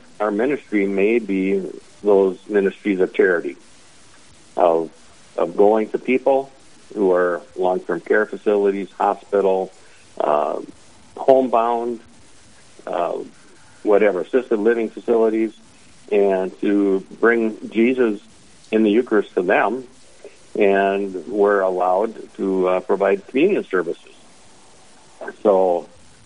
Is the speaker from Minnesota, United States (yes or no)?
yes; Brainerd, Minnesota, United States; I grew up in Brainerd, where Father Daniel's now pastor